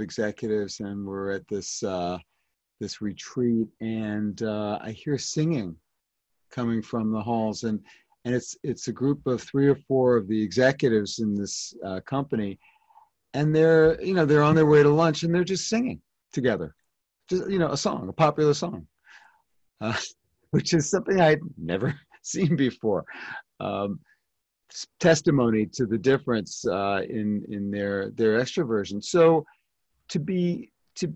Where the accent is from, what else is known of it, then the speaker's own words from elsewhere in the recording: New York City, New York, United States; I'm from Brooklyn